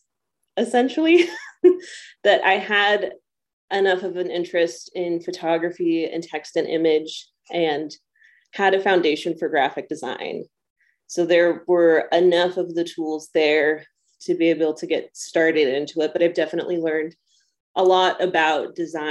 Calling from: Columbia Falls, Montana, United States; I am up in Columbia Falls, Montana. It's just about 17 miles outside of Glacier National Park.

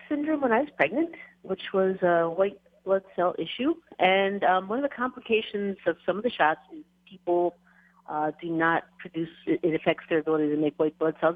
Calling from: Oahu, Hawaii, United States; I'm calling from Oahu

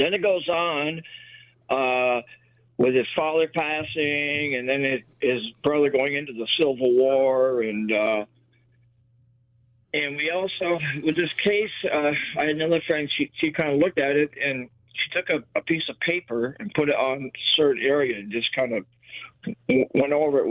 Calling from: Vermont, United States; I'm calling from Moncton, Vermont.

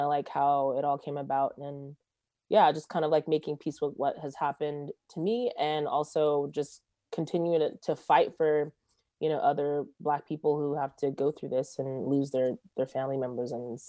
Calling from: Los Angeles, California, United States; I am zooming in from Los Angeles, California, like Studio City area

